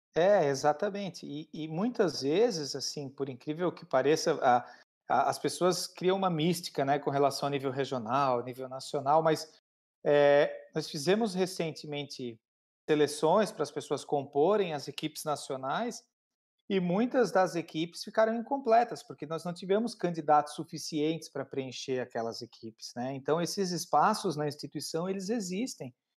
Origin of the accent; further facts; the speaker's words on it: Criciúma, Santa Catarina, Brazil; Eu sou de Criciúma, Santa Catarina